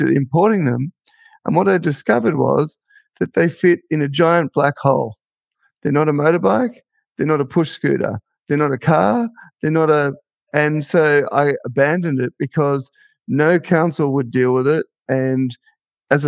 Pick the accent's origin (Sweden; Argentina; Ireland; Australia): Australia; Victoria; also born or lived in South Australia / Queensland / New South Wales; now in Northern Territory, Australia; I'm originally from Victoria.